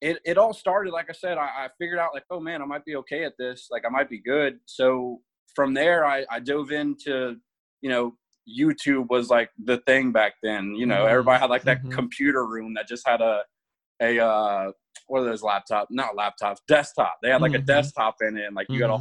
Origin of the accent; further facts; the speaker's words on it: Virginia Beach, Virginia, United States; moved away as an adult; now in Yuma, United States; Virginia Beach, Virginia is my hometown